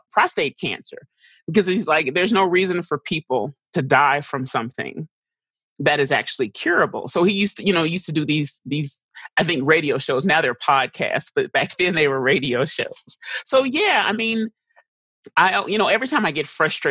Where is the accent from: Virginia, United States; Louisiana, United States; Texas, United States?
Texas, United States; Dallas; also born or lived in St. Louis, Missouri; I grew up in Texas